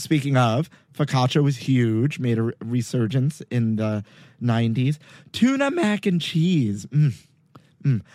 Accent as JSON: {"language": "English", "town": "New York City", "region": "New York", "country": "United States", "tie": "born or raised there", "said": "I grew up in Sunset Park, Brooklyn on 55th Street between 8th and 9th Avenue"}